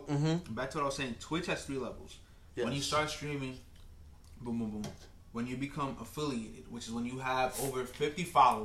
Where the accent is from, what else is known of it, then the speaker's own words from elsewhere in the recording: Dominican Republic; breaking all the stereotypes Dominican.